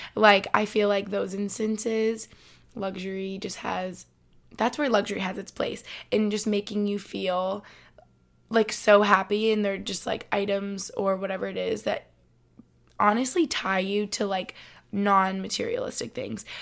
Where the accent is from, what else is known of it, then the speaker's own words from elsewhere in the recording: Albany, New York, United States; now in Boston, United States; I'm from Albany